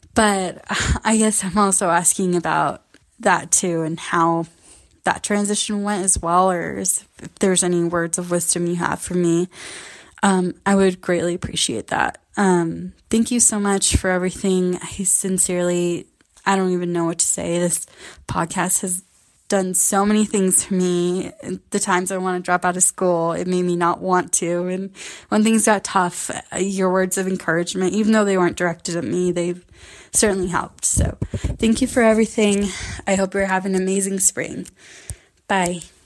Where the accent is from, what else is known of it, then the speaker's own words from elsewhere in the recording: the Northwest, Pacific Northwest, United States; I'm from the Northwest